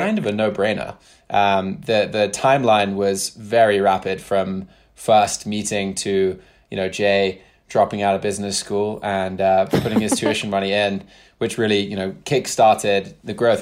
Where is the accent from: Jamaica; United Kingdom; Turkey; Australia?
United Kingdom; moved away as an adult; also born or lived in Brooklyn / Bay Area; now in United States; spent the majority of my life in the U K